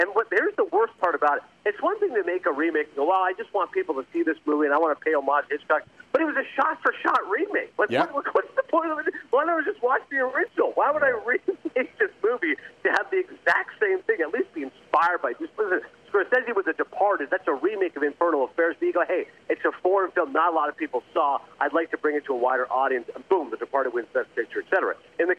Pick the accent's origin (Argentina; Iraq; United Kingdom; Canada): Canada; Toronto, Ontario; I'm from Toronto, I grew up there